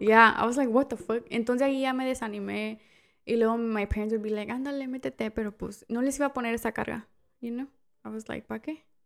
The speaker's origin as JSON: {"language": "Spanish", "country": "Mexico", "moved": "yes", "lives_now": "United States", "said": "soy la única mexicana"}